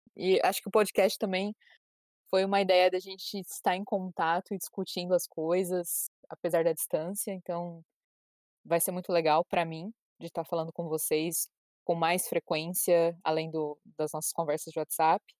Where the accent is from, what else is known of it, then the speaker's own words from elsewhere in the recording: Brazil; moved away as an adult; sou brasileira, morava no Brasil até ano passado